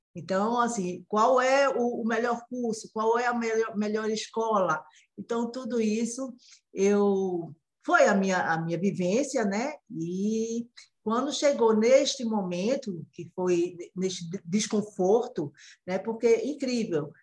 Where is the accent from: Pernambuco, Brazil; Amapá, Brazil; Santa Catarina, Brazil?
Pernambuco, Brazil; Recife; Eu falo de Recife, a terra do frevo, eu sou pernambucana